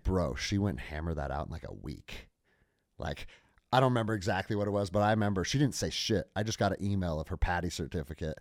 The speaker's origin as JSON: {"language": "English", "town": "Snohomish", "region": "Washington", "country": "United States", "tie": "born or raised there", "said": "I grew up outside of Seattle, Washington, in a small farm town called Snohomish"}